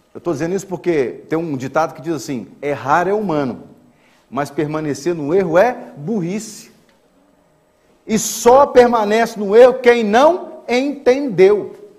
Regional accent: Brazil; moved away as an adult; now in Portugal; eu sou brasileira, minha esposa é brasileira

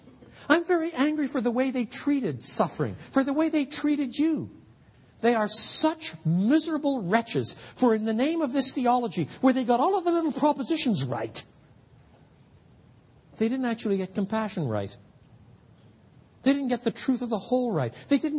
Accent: Quebec, Canada; I grew up in French Canada, where in many parts of the country at the time, now it's very different, it's very secular, the highest abortion rate in North America.

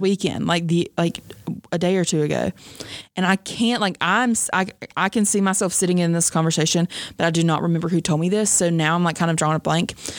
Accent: the South, United States; I'm from the South

